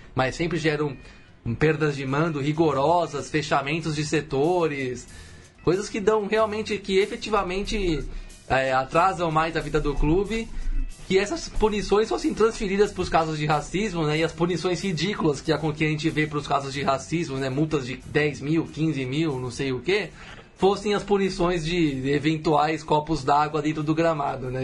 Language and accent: Portuguese; São Paulo, Brazil; eu nasci aqui em São Paulo, no bairro do Pari